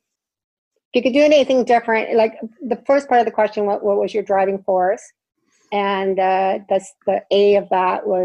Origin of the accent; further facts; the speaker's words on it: Canada; now in Vancouver Island, Canada; as a Canadian